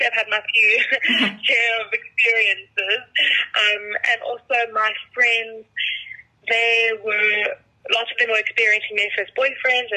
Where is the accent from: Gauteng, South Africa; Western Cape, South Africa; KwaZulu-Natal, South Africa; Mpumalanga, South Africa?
KwaZulu-Natal, South Africa; Durban; moved away as an adult; now in Johannesburg, South Africa; I'm originally from Durban, and then I moved up here this year to live in Joburg